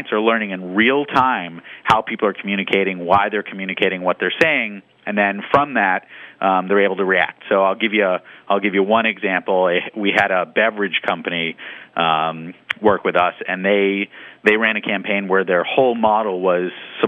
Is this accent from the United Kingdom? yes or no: no; Boston, Massachusetts, United States; I'm from Boston